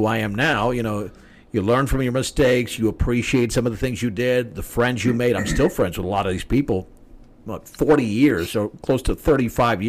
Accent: Atlanta, Georgia, United States; I was the first one in my family born in this country. I was born in Atlanta, Georgia

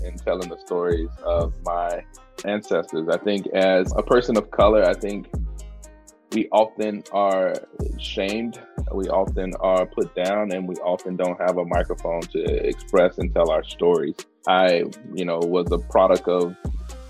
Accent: the South, United States; moved away; also born or lived in Pacific Northwest; I'm from the South

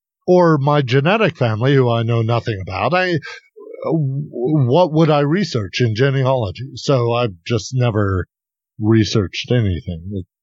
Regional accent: United Kingdom; also born or lived in Switzerland; I'm British and Swiss.

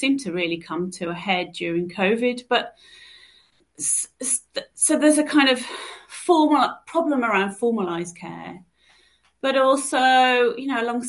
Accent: Birmingham, West Midlands, United Kingdom; moved away; I'm going back to my roots, back to Birmingham

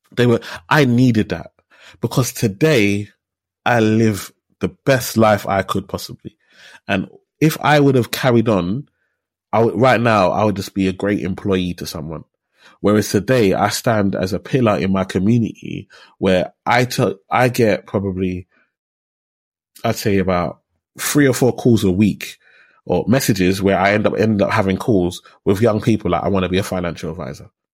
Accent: London, United Kingdom; I grew up in Tower Hamlets. I was born in Whitechapel. So I'm from Tower Hamlets.

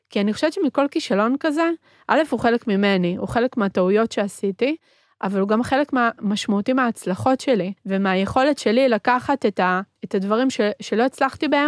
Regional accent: Argentina; born there; first language Spanish; Hebrew is a second language; זה שאני גדלתי בבית שהוא בתרבות אחרת, אני נולדתי בארגנטינה, דיברנו בבית ספרדית, בבית מתנהגים בצורה מסוימת, בחוץ אה, מתנהגים בצורה אחרת.

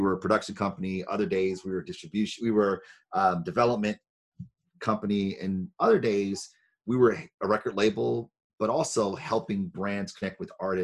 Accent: Detroit, Michigan, United States; I'm from Detroit, born and raised

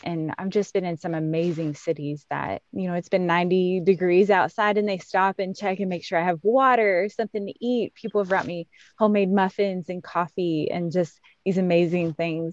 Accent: Ohio, United States; moved away as an adult; now in Kentucky, United States; growing up in Ohio

